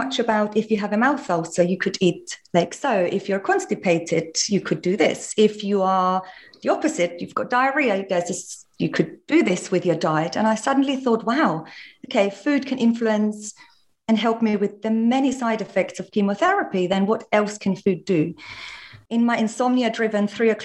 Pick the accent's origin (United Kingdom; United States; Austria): Austria; all the yummy things I was raised on in Austria